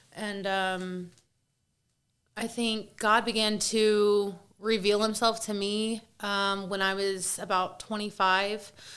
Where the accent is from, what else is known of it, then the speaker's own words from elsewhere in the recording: Kansas City, United States; I'm from Kansas City